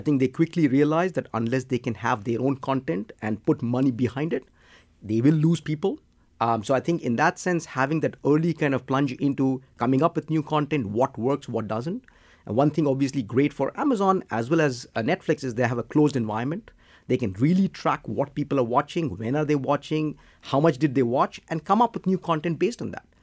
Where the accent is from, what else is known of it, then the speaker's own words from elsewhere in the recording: India; I'm from India